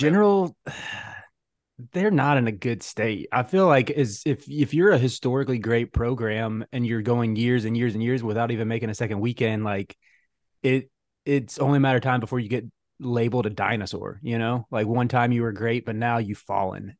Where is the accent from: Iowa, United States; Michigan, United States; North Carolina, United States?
North Carolina, United States; Charlotte; I'm from Charlotte